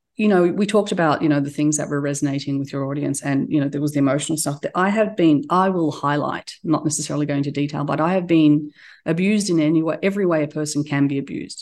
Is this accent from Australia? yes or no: yes; Australia; accent: Australian; also born or lived in Turkey; now in United States; we immigrated to Australia when I was a, a baby. And so I was raised there.